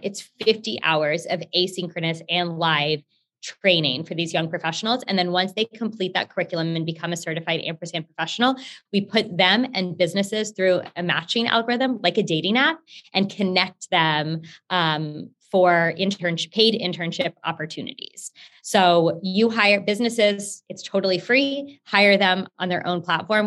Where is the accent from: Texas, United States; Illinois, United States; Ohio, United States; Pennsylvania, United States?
Texas, United States; Houston; i'm currently based in Houston and I'm from Houston, was born here